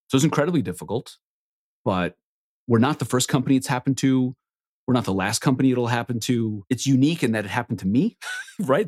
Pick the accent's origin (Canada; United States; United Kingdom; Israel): Israel; I was born in Israel on a kibbutz, which is effectively a commune